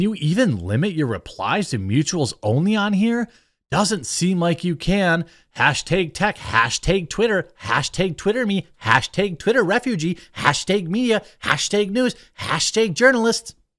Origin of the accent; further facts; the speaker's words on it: United States; as an American